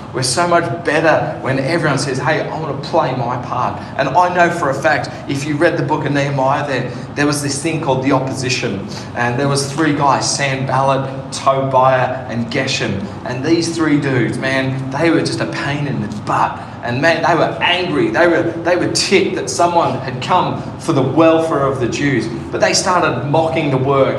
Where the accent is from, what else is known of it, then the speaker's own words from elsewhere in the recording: Sydney, New South Wales, Australia; now in Northern Territory, Australia; I grew up in Western Sydney.